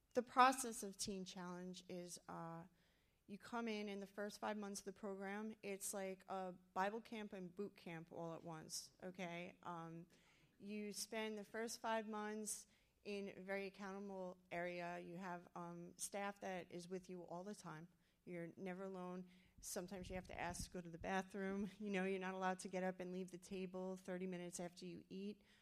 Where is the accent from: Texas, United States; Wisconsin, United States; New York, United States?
New York, United States; New York City; moved away; I'm from New York City